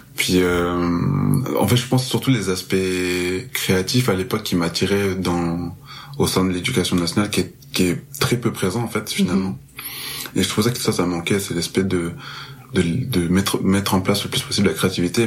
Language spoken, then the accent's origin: French; Marseille, Provence-Alpes-Côte d'Azur, France; moved away as an adult; now in Montreal, Canada; je suis originaire de Marseille. Euh, là, je suis à Montréal depuis très peu.